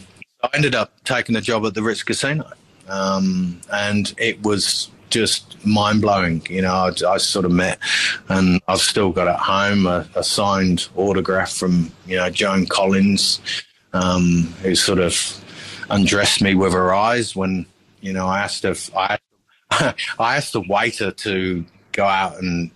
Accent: Rugby, West Midlands, United Kingdom; And then I moved back to my hometown of Rugby and sort of worked into a couple of places there.

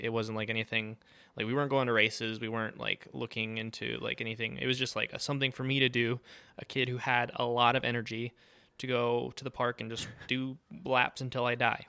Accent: Santa Fe, New Mexico, United States; I was born and raised in, in Santa Fe, New Mexico

